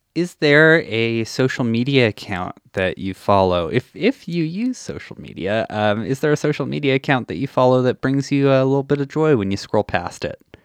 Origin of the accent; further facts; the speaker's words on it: Saskatchewan, Canada; now in Edmonton, Canada; I grew up in Saskatchewan and then came to Edmonton